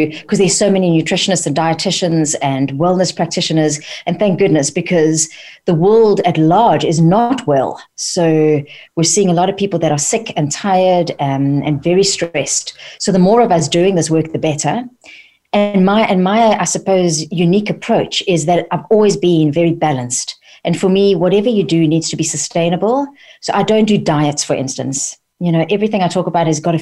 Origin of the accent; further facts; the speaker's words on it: South Africa; moved away as an adult; also born or lived in London, United Kingdom; now in United Kingdom; I was born and brought up in South Africa by French parents